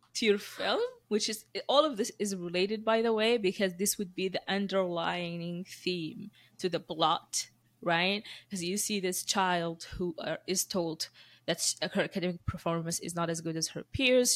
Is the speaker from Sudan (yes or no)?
yes; Sudan; moved away; also born or lived in Moscow / Dubai; I went to sc-, schooling in, in Sudan, and then I left to Dubai